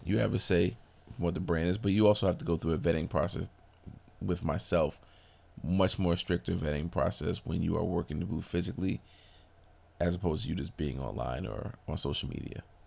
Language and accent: English; Brooklyn, New York, United States; I am originally from Brooklyn, New York